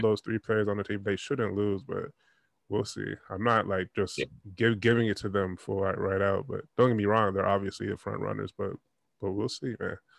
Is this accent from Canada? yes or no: yes; Toronto, Ontario, Canada; I'm from Toronto and I was out in Nova Scotia, so that's that's out east.